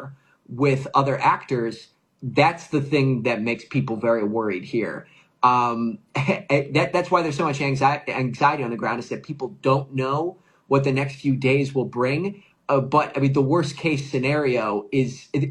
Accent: United States; I introduce myself as an American journalist

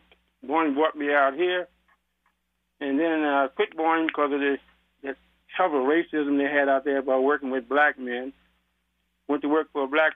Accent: Virginia, United States; moved away as an adult; also born or lived in New York City, New York; My family raised me, sent us, I'm going to say us because of my brother, myself, sent us to Virginia

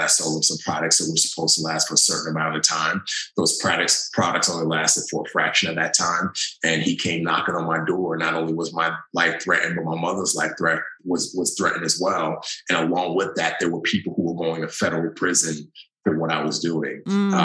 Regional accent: New York City, New York, United States; moved away as an adult; growing up in the Bronx

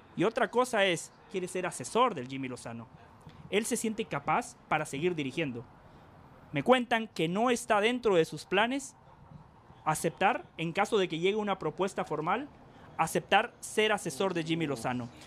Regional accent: Guatemala; yo no soy lo suficientemente guatemalteco

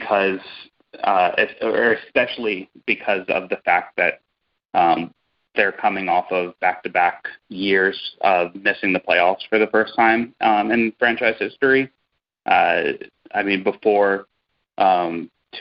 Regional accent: San Antonio, Texas, United States; I'm born and raised in San Antonio, so 1990

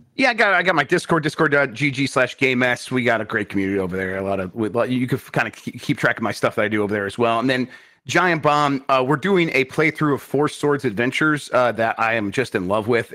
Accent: Michigan, United States; I grew up in Michigan.

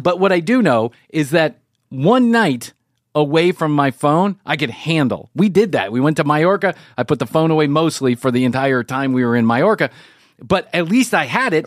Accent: United States; being the spoiled you know brat from the united states of america

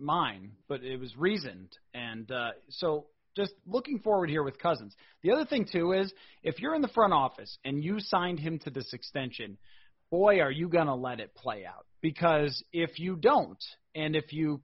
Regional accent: Buffalo, New York, United States; I'm from Buffalo

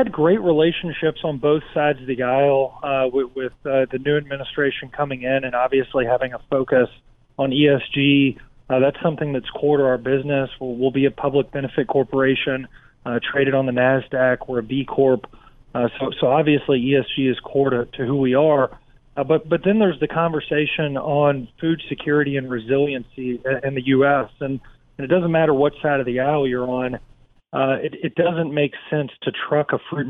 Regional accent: Kentucky, United States; You know, I grew up in Kentucky in the middle part of the country

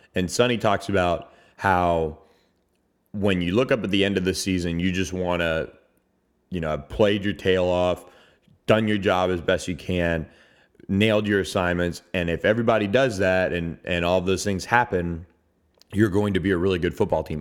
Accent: Tampa, Florida, United States; moved away; my hometown of Tampa.

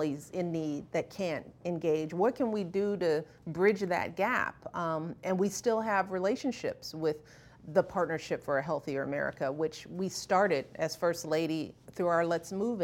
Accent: Chicago, Illinois, United States; I grew up on the South Side

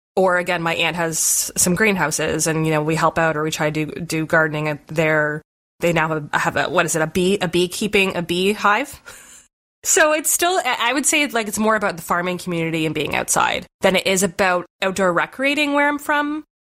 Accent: Southern Ontario, Canada; we really didn't have many ski hills growing up in Southern Ontario

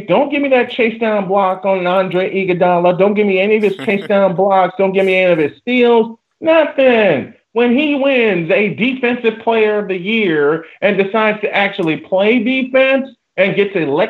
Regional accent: Chicago, Illinois, United States; my hometown Bulls.

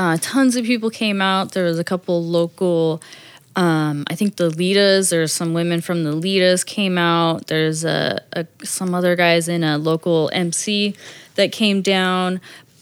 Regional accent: Riverside, California, United States; moved away; I grew up in Riverside

